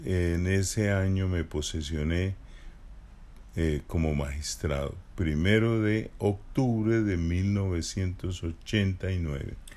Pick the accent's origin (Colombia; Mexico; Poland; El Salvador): Colombia; Barichara, Santander; Yo nací en Barichara, en una vereda, es decir, nací en el campo, mis padres eran campesinos